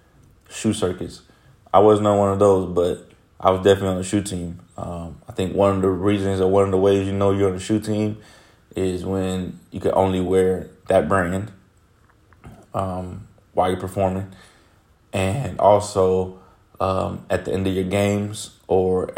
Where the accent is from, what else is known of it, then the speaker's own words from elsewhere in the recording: Houston, Texas, United States; I am from Houston, Texas. Born and raised in Houston, Texas